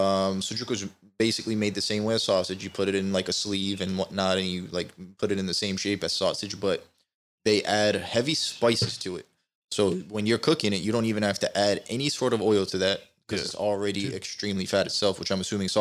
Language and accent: English; United States; born there; I was born here in 98. I went to Turkey in 2006 for the first time